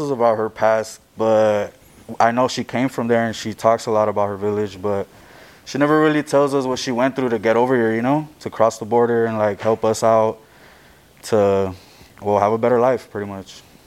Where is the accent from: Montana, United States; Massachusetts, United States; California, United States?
California, United States; Los Angeles; I was born here in Hollywood on Sunset, uh, Children's Hospital.